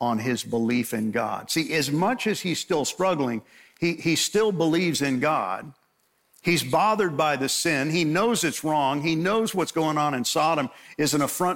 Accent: Long Island, New York, United States; I grew up in New York, and fortunately I grew up on Long Island

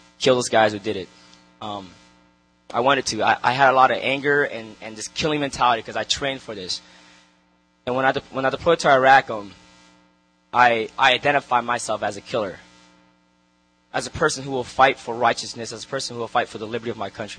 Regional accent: Long Beach, California, United States; I grew up in Long Beach, in the city of Long Beach, in the hood

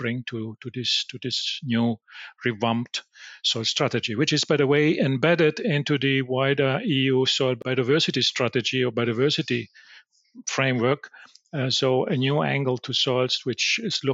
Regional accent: Italy; I'm from Italy

